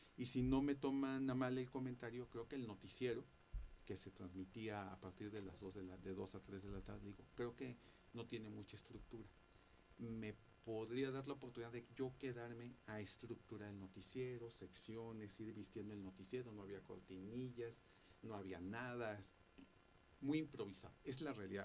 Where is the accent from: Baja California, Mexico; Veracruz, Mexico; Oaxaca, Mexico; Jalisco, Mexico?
Veracruz, Mexico; moved away as an adult; now in Mexico City, Mexico; yo soy del estado de Veracruz y este y allá fue donde también yo tuve oportunidad de estudiar mi carrera.